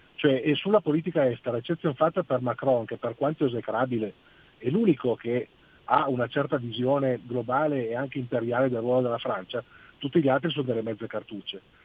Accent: Algeria; now in Italy; sono algerino

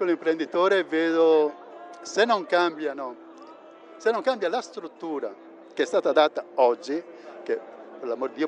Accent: Bergamo, Lombardy, Italy; Da Bergamo. Da Bergamo.

